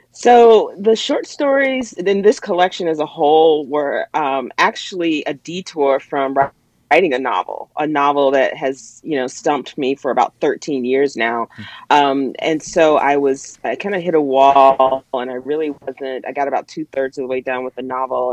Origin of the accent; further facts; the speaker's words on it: the South, United States; now in Pittsburgh, United States; where and how I grew up in the South